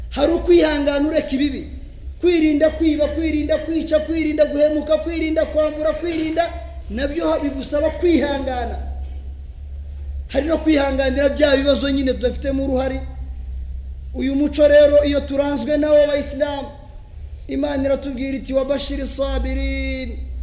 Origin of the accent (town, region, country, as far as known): Rwanda